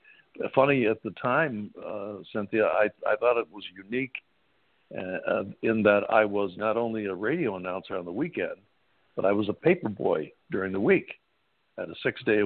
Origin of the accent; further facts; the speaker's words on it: Syracuse, New York, United States; because I grew up in the Syracuse area